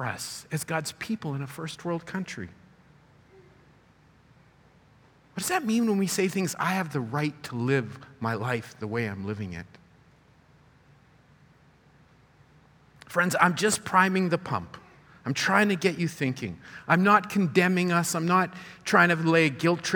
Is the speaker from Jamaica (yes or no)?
no; Canada; My parents immigrated from South America and I was born here.